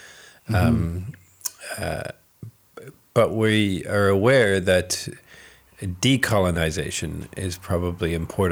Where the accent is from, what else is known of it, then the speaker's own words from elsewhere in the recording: New Zealand; now in Ireland; Like, obviously I'm from New Zealand.